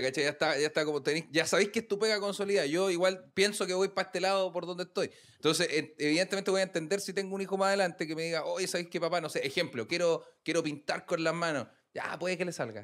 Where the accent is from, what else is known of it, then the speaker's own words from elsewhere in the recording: Puente Alto, Santiago Metropolitan Region, Chile; also born or lived in Recoleta; yo soy, de Puente, viví toda la vida en Puente también